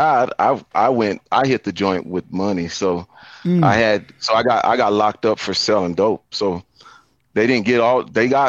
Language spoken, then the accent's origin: English; Denver, Colorado, United States; I was born in East Denver, close to what we call Five Points.